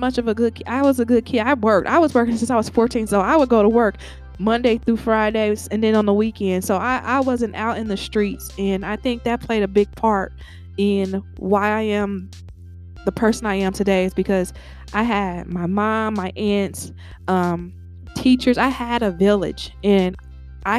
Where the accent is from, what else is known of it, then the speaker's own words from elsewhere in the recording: Cincinnati, Ohio, United States; I'm from Cincinnati, Ohio